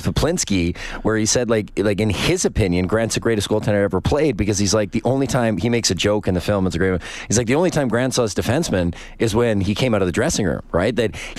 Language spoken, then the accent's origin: English; Oakville, Ontario, Canada; Donovan Bailey was like, man, that was somebody that I looked up to growing up in Oaksville, Ontario. There wasn't a lot of black Canadian athletes for others to look up to.